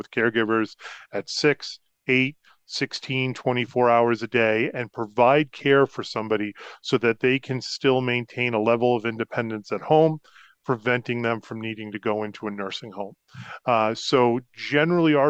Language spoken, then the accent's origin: English; Concord, Massachusetts, United States; moved away as an adult; also born or lived in Rhode Island / Colorado / Florida; growing up in the Concord